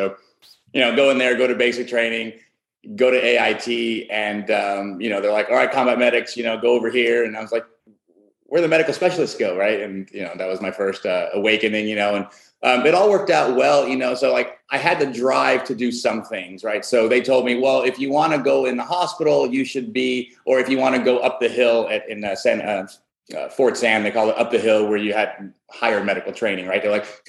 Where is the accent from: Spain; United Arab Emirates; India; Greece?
Greece; born there; I was born in Greece.